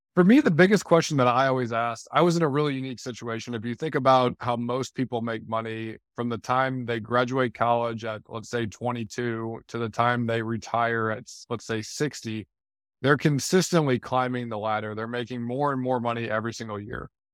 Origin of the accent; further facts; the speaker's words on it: St. Louis, Missouri, United States; moved away; also born or lived in Detroit / Chicago / Miami; I grew up in Saint Louis.